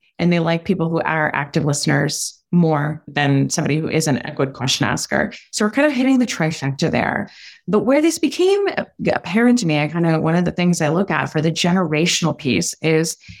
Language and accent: English; Switzerland; I was born in Switzerland, we go to really long dinners and we talk a lot